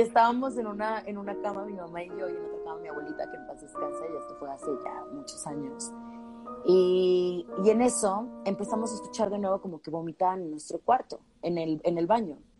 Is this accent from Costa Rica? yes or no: no; Guadalajara, Jalisco, Mexico; yo soy de Guadalajara